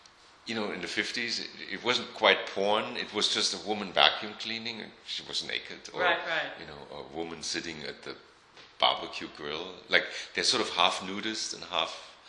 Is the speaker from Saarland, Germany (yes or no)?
yes; Saarbrücken, Saarland, Germany; So I mean, we're from the French border, you know, so it was a very, transitional.